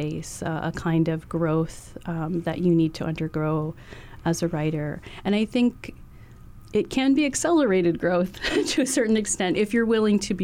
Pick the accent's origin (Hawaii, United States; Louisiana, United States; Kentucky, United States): Hawaii, United States; colonial silencing that we've experienced in Hawaii